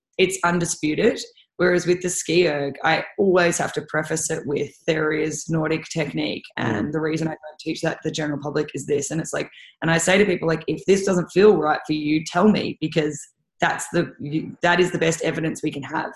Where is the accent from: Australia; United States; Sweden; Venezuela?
Australia; I'm from Australia.